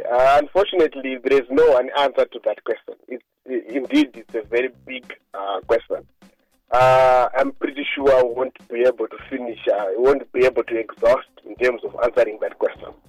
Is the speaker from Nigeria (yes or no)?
no; Mazoe, Mashonaland Central, Zimbabwe; also born or lived in Chivu; I come from Mazoe. You know, there are red soils. You see, they are known to be very rich and stuff like that.